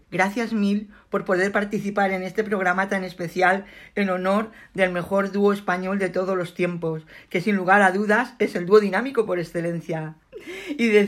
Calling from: Madrid, Community of Madrid, Spain; de Madrid.

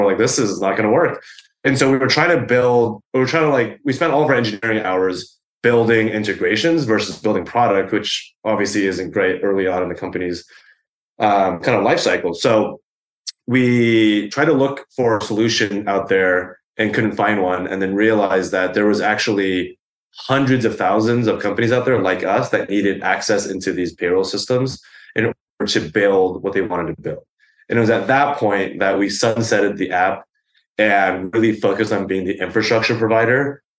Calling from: New York, United States; I am calling from my apartment in East Village here in New York.

